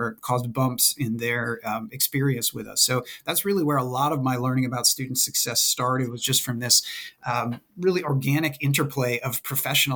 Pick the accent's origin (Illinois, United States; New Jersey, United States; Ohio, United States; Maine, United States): Maine, United States; moved away as an adult; also born or lived in West Virginia; I'm originally from Maine, and I wanted to go away to college somewhere